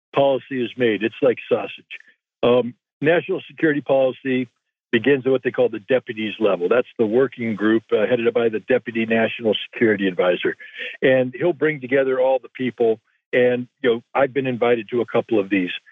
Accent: United States; as an American

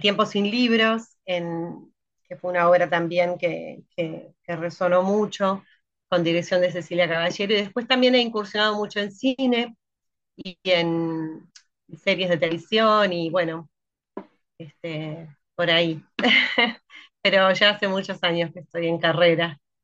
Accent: Durazno, Uruguay; now in Montevideo, Uruguay; En realidad empecé a hacer teatro en el interior, en el pequeño teatro de Durazno, desde muy chica. Después me vine para Montevideo

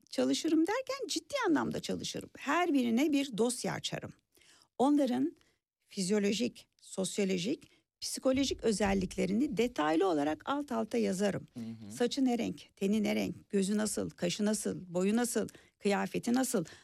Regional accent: Burgazada, Istanbul, Turkey; Ee, adada yazam, yaşamıyorum da gençliğim adada

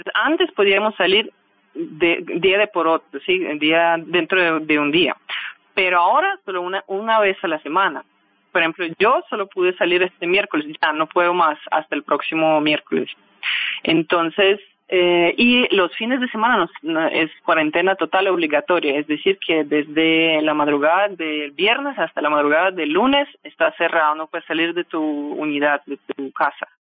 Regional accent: Russia; now in Colombia; mi tierra

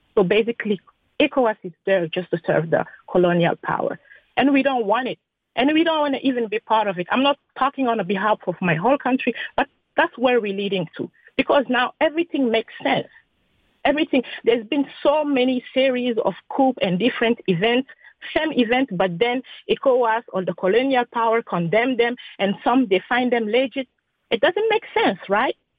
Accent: Niger; I am from Niger itself.

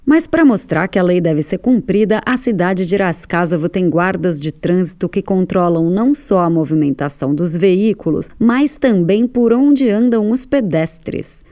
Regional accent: Brazil; now in Russia; a gente é do Brasil

